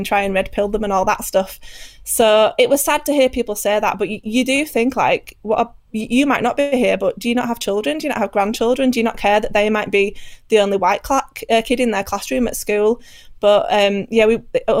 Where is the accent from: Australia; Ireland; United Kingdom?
United Kingdom; speaking as a British person